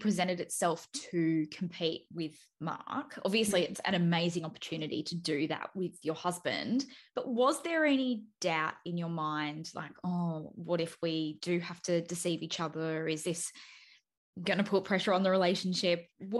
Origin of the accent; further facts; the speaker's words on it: Melbourne, Victoria, Australia; I'm from Melbourne as well.